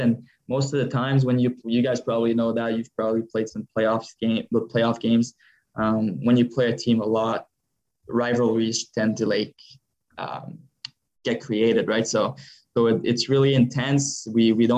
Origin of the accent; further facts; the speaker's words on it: Montreal, Quebec, Canada; moved away; I'm from Montreal area